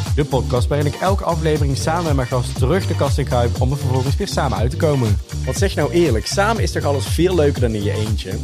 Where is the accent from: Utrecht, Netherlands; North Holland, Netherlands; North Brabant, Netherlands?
North Brabant, Netherlands; we komen uit Brabant.